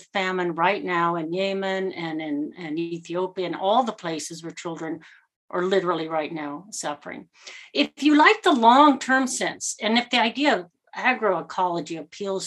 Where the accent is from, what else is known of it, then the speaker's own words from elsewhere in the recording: United States; I'll speak as an American